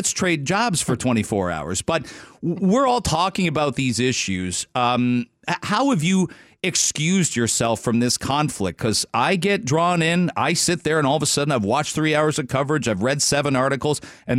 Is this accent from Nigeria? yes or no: no; Canada; It's a short week for our friends listening over the border. But we're Canadian.